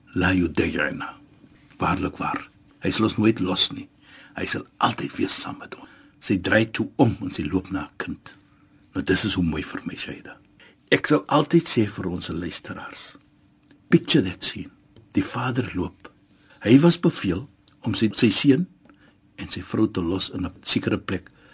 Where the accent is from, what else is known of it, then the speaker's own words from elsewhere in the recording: Western Cape, South Africa; ons as Suid-Afrikaners in ons in die Kaap